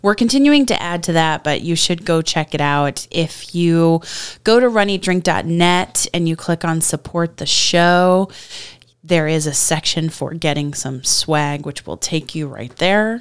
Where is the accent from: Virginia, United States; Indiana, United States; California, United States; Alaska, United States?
Virginia, United States; I was born in Virginia